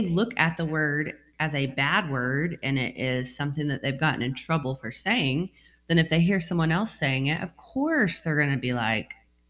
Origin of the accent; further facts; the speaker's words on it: United States; I grew up here in America